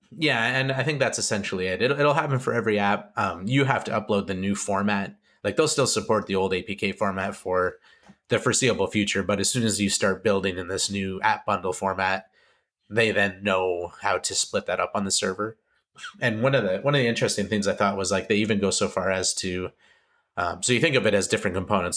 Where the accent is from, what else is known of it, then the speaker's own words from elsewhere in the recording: Canada; I'm Canadian